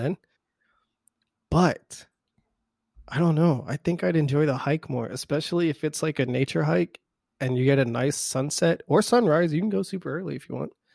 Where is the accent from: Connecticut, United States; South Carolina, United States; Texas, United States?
Texas, United States; South; we're from South Texas